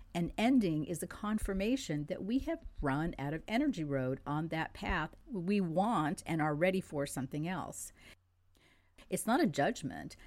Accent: France; first language French; English is a second language; moved away; I was born in France. I grew up in France

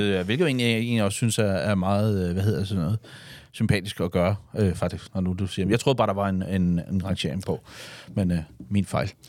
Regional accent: Denmark; vi danskere

